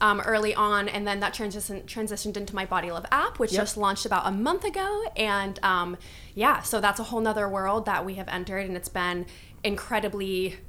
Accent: California, United States; I grew up in the US, in Northern California, a small town.

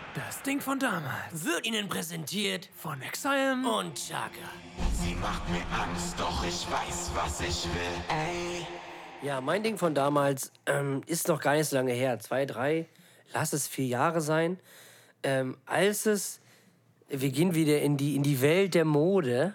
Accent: Germany; dass man aus Deutschland kommt, beziehungsweise in Deutschland lebt

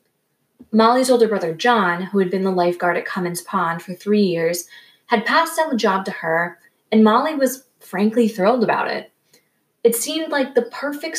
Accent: Rhode Island, United States; I grew up in Rhode Island

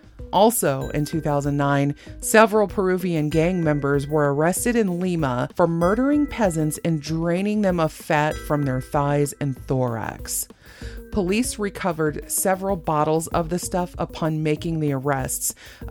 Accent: Germany; And maybe I'm talking like I'm from Texas instead of Germany

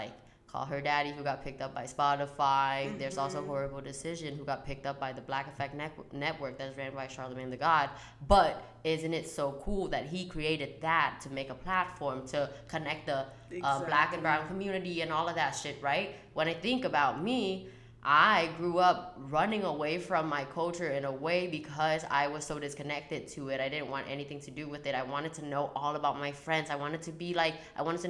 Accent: Vietnam; moved away; I was born and raised in Vietnam

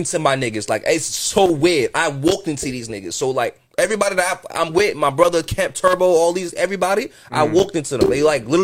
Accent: Florida, United States; also born or lived in New York; I'm raised out here. Like, I know Florida, like, the back of my hand

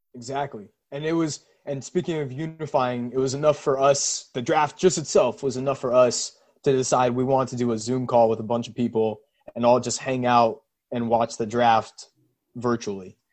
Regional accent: Seattle, Washington, United States; for us growing up in Seattle

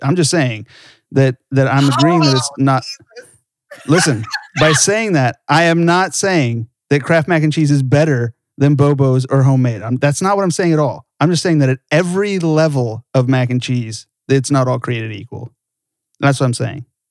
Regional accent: Southern California, United States; I grew up in Southern California

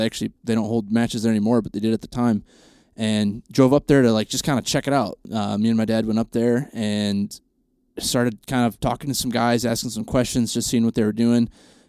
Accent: Michigan, United States; My uncles have a pretty good sized farm in Michigan. I'm from Central Michigan.

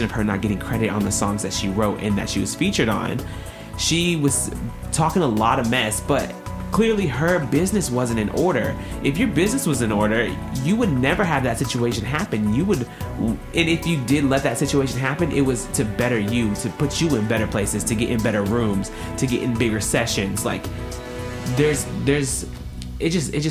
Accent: Tennessee, United States; I'm from Tennessee.

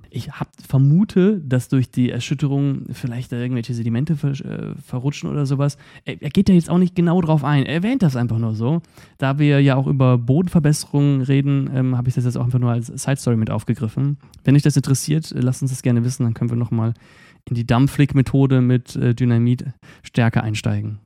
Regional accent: Eifel, Germany; wir kommen aber auch aus der Eifel

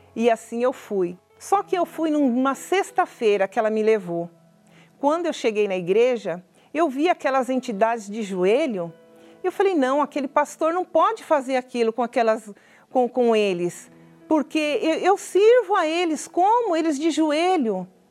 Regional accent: São Bernardo do Campo, São Paulo, Brazil; eu sou de São Bernardo do Campo, estado de São Paulo.

